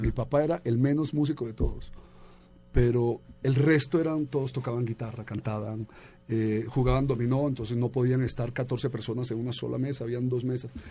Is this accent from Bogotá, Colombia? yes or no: yes; Bogotá, Colombia; born or raised there; also born or lived in Medellín / New York